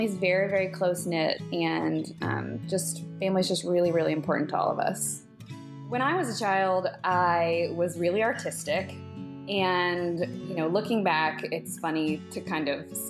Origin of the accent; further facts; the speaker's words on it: Pensacola, Florida, United States; moved away; I was born and raised in Pensacola, Florida